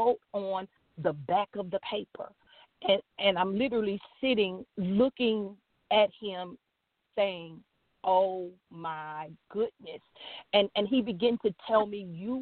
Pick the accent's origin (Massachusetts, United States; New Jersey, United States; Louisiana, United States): Louisiana, United States; I am from Louisiana. I live in Ponchatoula, Louisiana